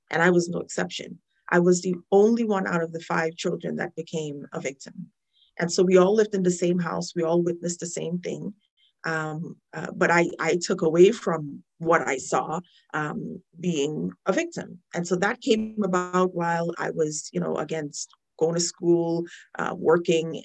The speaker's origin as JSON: {"language": "English", "country": "Trinidad & Tobago", "tie": "born or raised there", "moved": "yes", "said": "I'm a child witness of the issue growing up in Trinidad."}